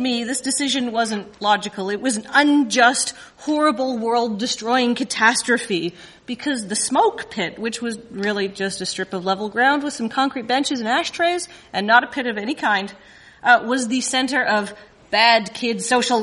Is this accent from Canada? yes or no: yes; Canada; being Canadian